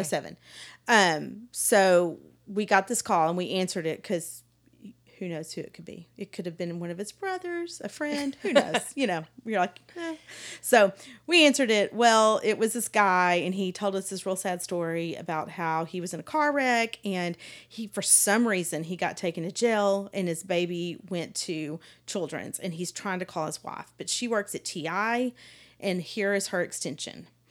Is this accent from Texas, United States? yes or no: yes; Palestine, Texas, United States; I grew up in Palestine, East Texas